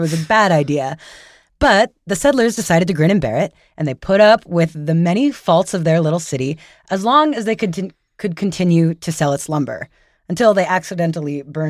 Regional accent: New York, United States; moved away; I grew up in New York, lived there for my whole childhood and adulthood, or youthhood

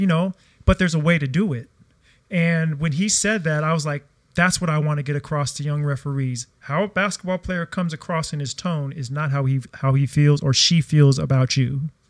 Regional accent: United States; moved away as an adult; now in Australia; I came from America

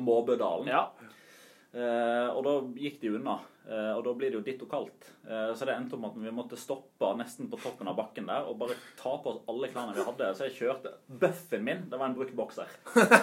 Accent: Odda, Vestland, Norway; jeg er fra Odda

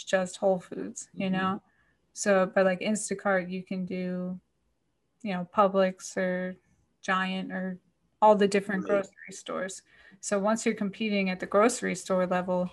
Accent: Paterson, New Jersey, United States; moved away as an adult; also born or lived in Philadelphia; now in Florida, United States; I grew up in New Jersey, like, right, I mean, you know, by Patterson, so very close to New York City

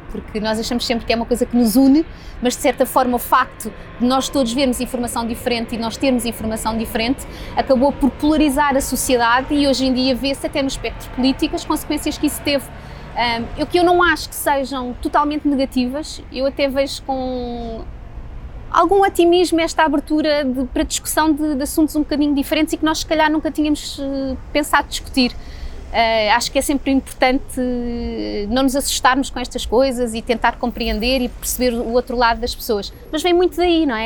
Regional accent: Portugal; also born or lived in United States; somos portugueses

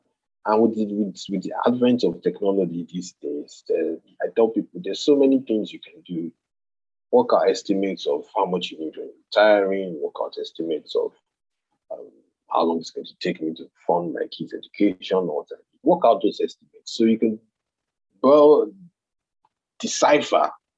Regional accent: Nigeria; You need to brace up for that as a Nigerian.

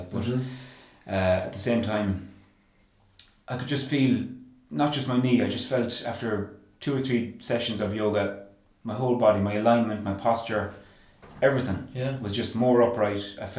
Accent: Claremorris, Connacht, Ireland; I'm from Claremorris.

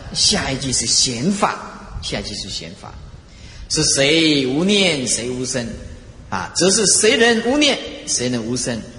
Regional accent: Taiwan; 我们台湾话

